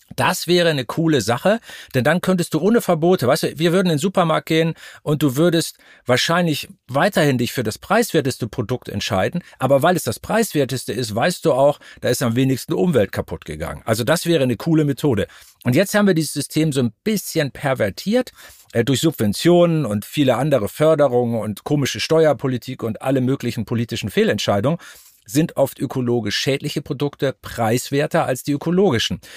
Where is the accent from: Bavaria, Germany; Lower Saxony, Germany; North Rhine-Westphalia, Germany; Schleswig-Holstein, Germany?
Lower Saxony, Germany; Altes Land; now in Hamburg, Germany; Ich komme aus Norddeutschland, aus dem alten Land, Obstanbaugebiet. Ich bin auf so einem landwirtschaftlichen Apfelnebenerwerbshof aufgewachsen.